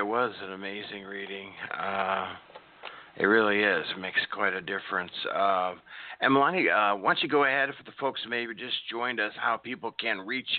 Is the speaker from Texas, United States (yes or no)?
no; Nebraska, United States; moved away; my home state I grew up in, Nebraska